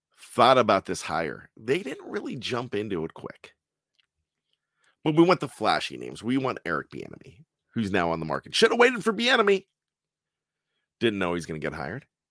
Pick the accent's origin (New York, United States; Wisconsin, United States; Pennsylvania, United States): Pennsylvania, United States; Johnstown; I grew up in Johnstown, P